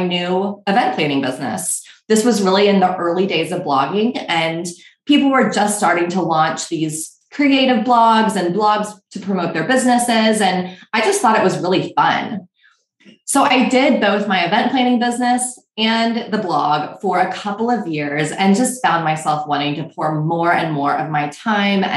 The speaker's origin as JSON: {"language": "English", "region": "Texas", "country": "United States", "also_born_or_lived": "Missouri / New York", "moved": "as an adult", "lives_now": "Austin, United States", "said": "I'm from Texas, and I really missed the warmth and the casual nature of just the people in Texas"}